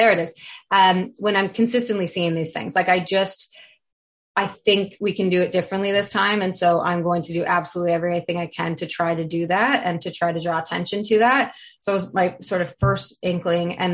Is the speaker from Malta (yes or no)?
no; Canada; I'm also from Canada